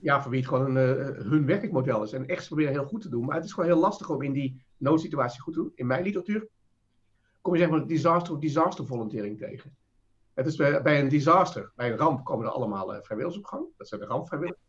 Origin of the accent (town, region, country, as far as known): Netherlands